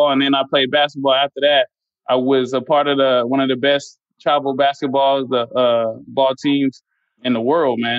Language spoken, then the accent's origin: English; Inland Empire, California, United States; also born or lived in Long Beach, California / Santa Ana, California / Fontana, California; Moved all around from the IE